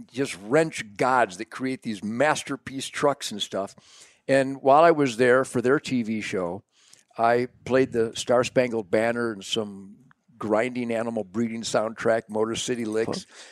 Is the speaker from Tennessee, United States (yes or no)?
no; Detroit, Michigan, United States; I was born in Detroit